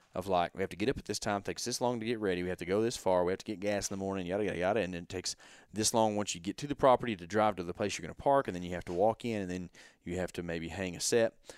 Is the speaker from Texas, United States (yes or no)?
yes; Texas, United States; we're from Texas